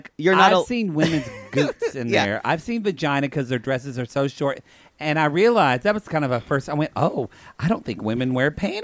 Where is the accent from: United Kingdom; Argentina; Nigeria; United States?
United States; Thackerville's on the Oklahoma-Texas border, like 20 minutes from my hometown. 30 minutes.